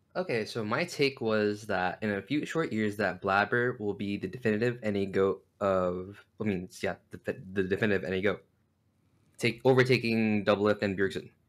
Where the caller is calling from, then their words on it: Downey, California, United States; I'm calling from Downey, California.